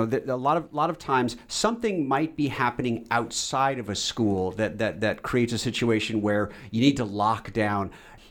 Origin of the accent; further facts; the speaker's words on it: West Coast, United States; I grew up in the West Coast, and I'm certainly, you know, a different generation than the kids you're interacting with today.